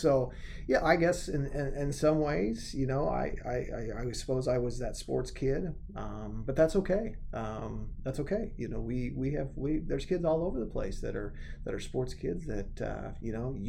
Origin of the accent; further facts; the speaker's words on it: Benkelman, Nebraska, United States; born there; also born or lived in Madrid, Nebraska / Morrill, Nebraska / Grant, Nebraska; I was born in Benkelman, Nebraska, and then moved to Madrid, Wheatland for a while. Lived in Ravana for a while, moved out to Morrill, Nebraska, which is about a stone's throw away from the Wyoming border, and then lived in Grant for a while.